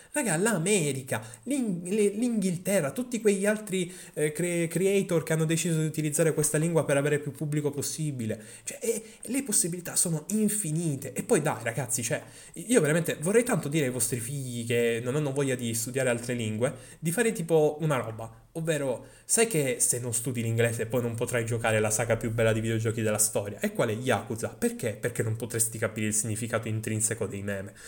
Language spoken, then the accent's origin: Italian; Sicily, Italy; accent: Sicilian; la mia inflessione siciliana